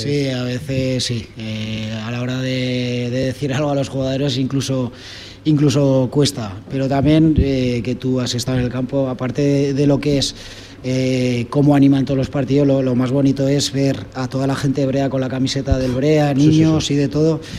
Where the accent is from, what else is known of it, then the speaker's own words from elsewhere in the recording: Almudévar, Aragon, Spain; el Almudebar, soy de Almudebar.